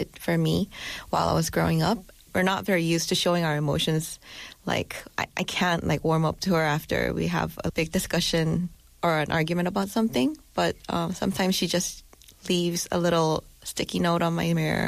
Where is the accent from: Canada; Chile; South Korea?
South Korea; also born or lived in New Jersey, United States; I was raised mostly in Korea